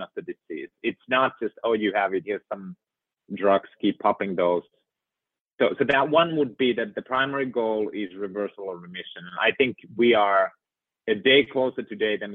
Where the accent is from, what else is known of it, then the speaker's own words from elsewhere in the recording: Finland; moved away; living in and growing up in Finland